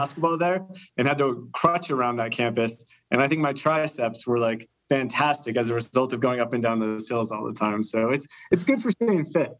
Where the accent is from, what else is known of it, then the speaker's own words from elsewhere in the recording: Central Florida, United States; I'm from Florida, Central Florida is where I went to high school